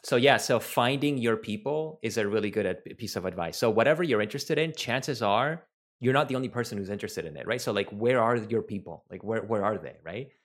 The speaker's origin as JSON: {"language": "English", "country": "Venezuela", "first_language": "Spanish", "second_language": "English", "said": "I'm from Venezuela. My native language is Spanish."}